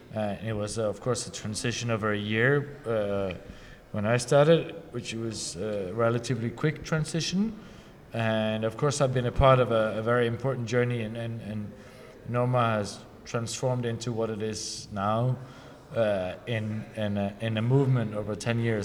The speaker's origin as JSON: {"language": "English", "country": "Norway", "tie": "born or raised there", "said": "my hometown, hometown in Norway"}